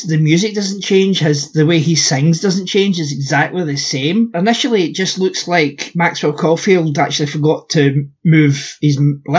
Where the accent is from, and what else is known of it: United Kingdom